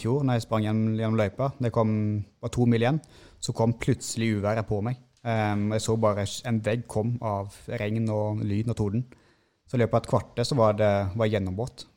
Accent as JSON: {"language": "Norwegian", "town": "Seljord", "region": "Vestfold og Telemark", "country": "Norway", "tie": "born or raised there", "also_born_or_lived": "Sandnes", "accent": "mixed dialect (Rogaland/Telemark)", "moved": "yes", "said": "Jeg har vokst opp i Seljord i Vest-Telemark. Og så um, har vi flytta vestover, til Sandnes"}